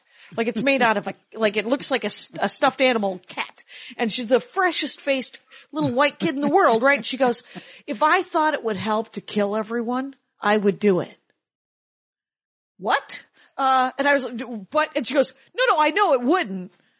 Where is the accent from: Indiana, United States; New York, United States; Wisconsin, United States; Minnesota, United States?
Wisconsin, United States; And because I'm from Wisconsin.